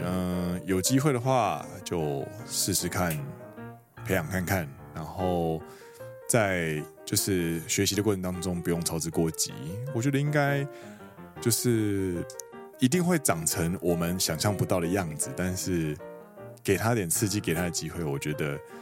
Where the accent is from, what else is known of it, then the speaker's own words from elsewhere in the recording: Taiwan; moved away as an adult; now in Japan; 我跟Danny是呢，其实都是在台湾长，长大，然后我们到日本工作